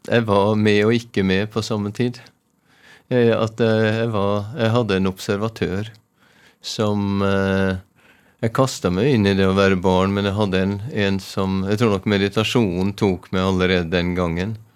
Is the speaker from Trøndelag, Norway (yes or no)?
yes; Trondheim, Trøndelag, Norway; also born or lived in Ålesund; Jeg har røtter på Vestlandet, men eh, jeg vokste opp for de fleste av skoleårene. Jeg eh, var i Trondheim, men første førskole var i eh, Ålesund.